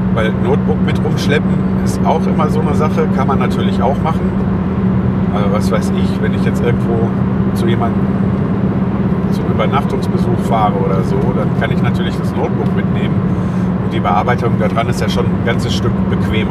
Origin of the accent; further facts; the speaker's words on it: Germany; das Land, wo ich lebe, wo ich geboren bin, wo ich aufgewachsen bin